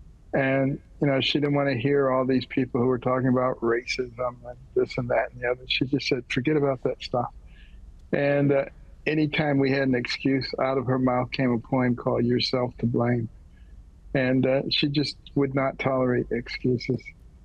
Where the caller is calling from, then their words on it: Virginia, United States; I'm actually at my home studio in Virginia.